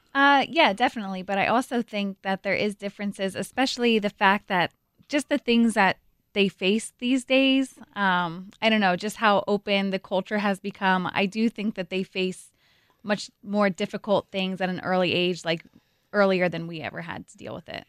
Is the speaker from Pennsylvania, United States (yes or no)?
yes; Coopersburg, Pennsylvania, United States; I grew up in Coopersburg, Pennsylvania.